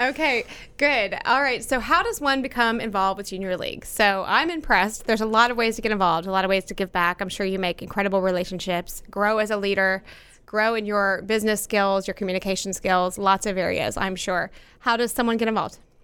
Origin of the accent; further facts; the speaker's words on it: Plano, Texas, United States; also born or lived in Frisco; As someone who's lived in this area my entire life, um, I grew up in Plano